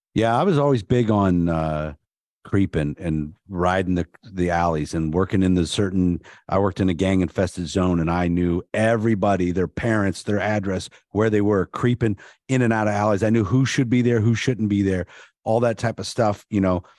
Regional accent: Canton, Ohio, United States; I'm from Canton, so that was my hometown

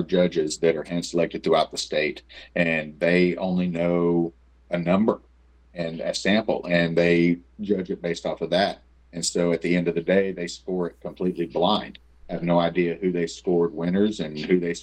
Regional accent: Oklahoma, United States; I was born in Oklahoma. I was raised in Oklahoma. I love Oklahoma. I don't plan on moving out of Oklahoma

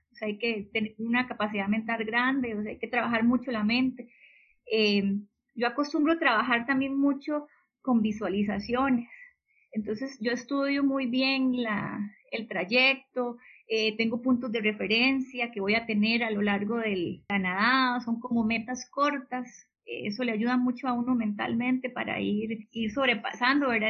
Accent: Belén, Heredia, Costa Rica; me crié aquí en Belén

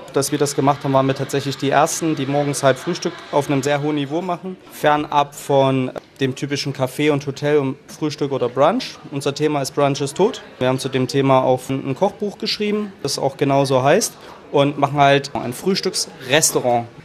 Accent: Chemnitz, Saxony, Germany; moved away as an adult; also born or lived in England; now in Cologne, Germany; ich bin Sachse

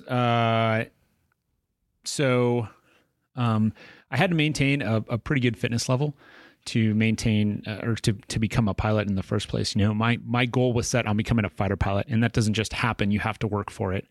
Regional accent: Tucson, Arizona, United States; moved away as an adult; it's my hometown

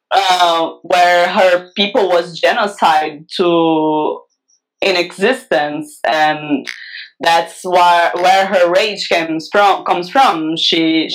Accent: Brazil; a massacre happened in my hometown here

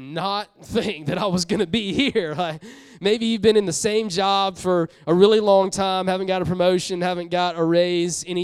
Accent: Columbia, South Carolina, United States; moved away; I'm from South Carolina. I love South Carolina. I'm like, love it. Grew up in Columbia

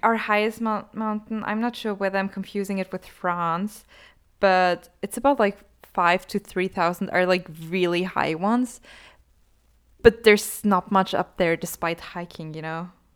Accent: Austria; I'm from Austria

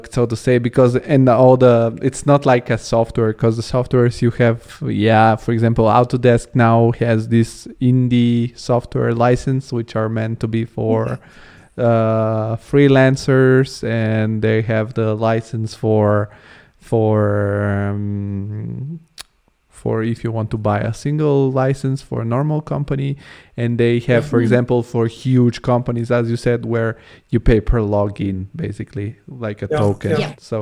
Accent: Italy; also born or lived in Bulgaria; now in Germany; I'm born in Bulgaria, which is Eastern European country. I grew up in Italy and now I'm in Germany.

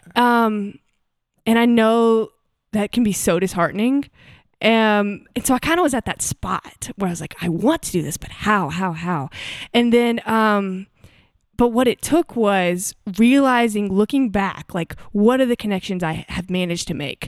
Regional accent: United States; moved away as an adult; also born or lived in Hattiesburg, Mississippi / Huntsville, Alabama / Auburn, Alabama; now in Nashville, United States; I grew up half in Mississippi and half in Alabama, so Hattiesburg and Huntsville

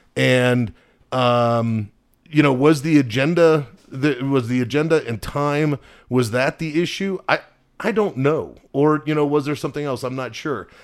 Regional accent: United States; as an American

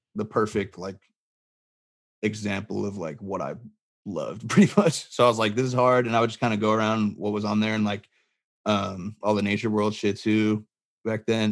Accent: Barstow, California, United States; I grew up in Barstow, California

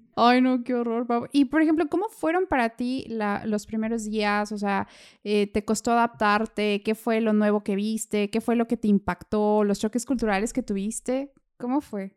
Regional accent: Mexico; now in Vienna, Austria; siendo mexicana

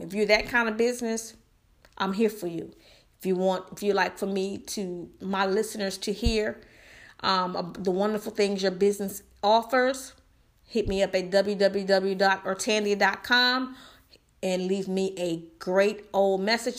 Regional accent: United States; I love being an American, honey. I am full-blooded

